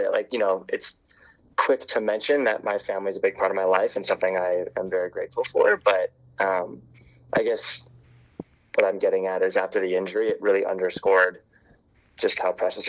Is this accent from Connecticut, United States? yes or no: no; Lafayette, California, United States; moved away as an adult; also born or lived in Waianae, Hawaii; I grew up in the Bay, in East Bay, in Lafayette